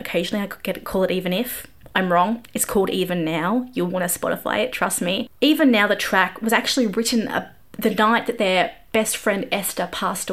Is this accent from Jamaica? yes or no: no; Australia; I'm Australian